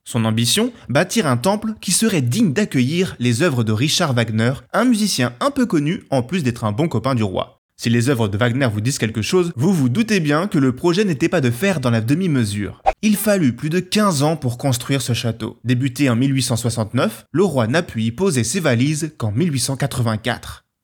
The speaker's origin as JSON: {"language": "French", "country": "France"}